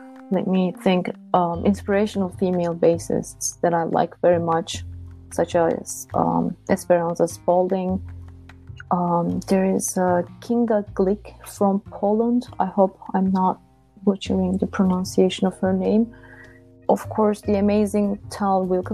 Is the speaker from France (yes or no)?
no; Istanbul, Turkey; English is a second language; moved away; also born or lived in Ithaca, New York; I'm originally from Istanbul, Turkey